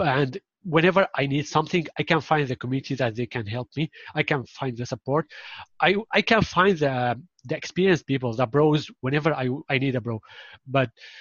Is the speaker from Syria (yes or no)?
yes; Syria; first language Arabic; English is a second language; now in Turkey; Yes, I'm from Syria. I'm originally from Syria